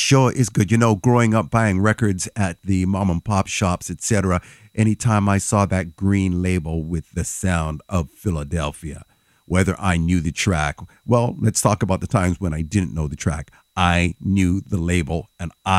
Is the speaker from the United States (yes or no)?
no; Toronto, Ontario, Canada; right here in Canada, Toronto, my hometown right here.